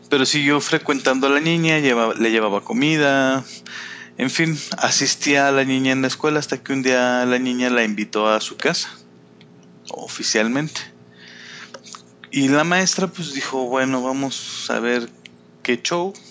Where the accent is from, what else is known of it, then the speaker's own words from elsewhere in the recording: Calvillo, Aguascalientes, Mexico; soy casi oriundo de Calvillo.